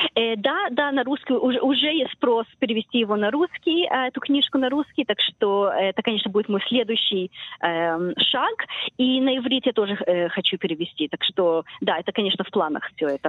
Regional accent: Israel; moved away as an adult; also born or lived in Chisinau, Moldova; now in Australia; Я жила в Израиле 10 лет, эм, училась в школе израильской

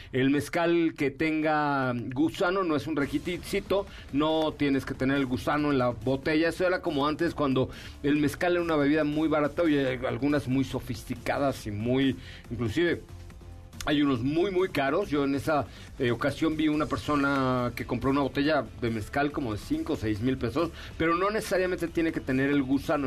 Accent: Mexico; nuestro país

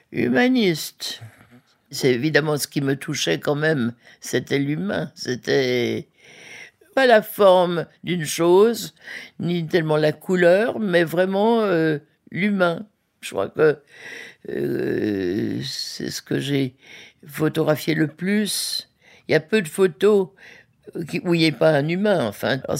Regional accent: Geneva, Switzerland; je venais de la Suisse bien propre. À Genève, même pendant la guerre, il n'y avait pas de clochards

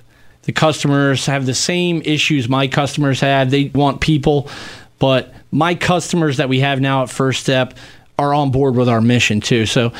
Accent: Hummelstown, Pennsylvania, United States; now in Philadelphia, United States; a hardworking family mm-hmm. in Hummelstown, Pennsylvania

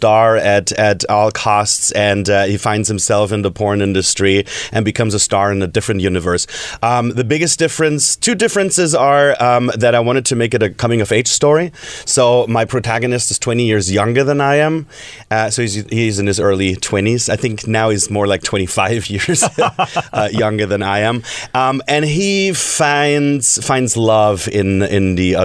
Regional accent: Germany; moved away; I'm from Germany

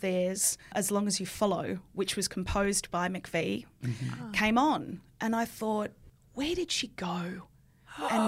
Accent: Sydney, New South Wales, Australia; I grew up in St Ives and Cam grew up in Roseville. I went to St Ives High

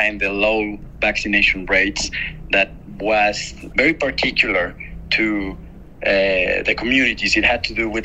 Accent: Mexico; I'm a filmmaker from Mexico

